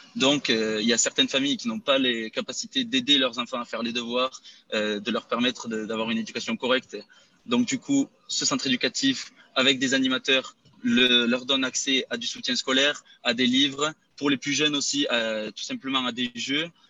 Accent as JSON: {"language": "French", "town": "Rodez", "region": "Occitania", "country": "France", "moved": "as an adult", "lives_now": "Spain"}